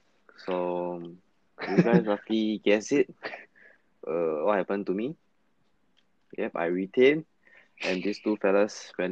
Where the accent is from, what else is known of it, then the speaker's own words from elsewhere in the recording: Singapore; I'm from Fengshan Primary.